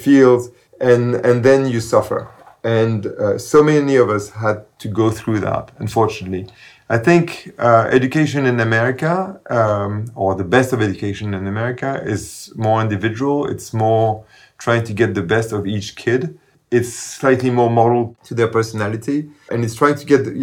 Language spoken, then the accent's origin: English; Paris, Île-de-France, France; moved away as an adult; now in United States; I grew up in Paris, in the left bank of Paris, in Saint-Germain-des-Prés